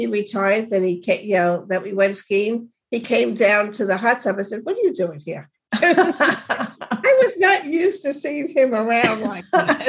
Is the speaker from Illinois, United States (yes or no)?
no; New York, United States; being a New Yorker, it's mm-hmm. a different kind of person.